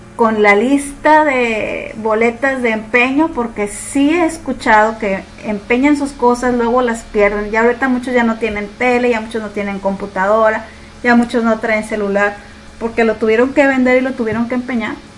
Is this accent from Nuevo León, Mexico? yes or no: yes; Nuevo León, Mexico; tenemos como mexicanos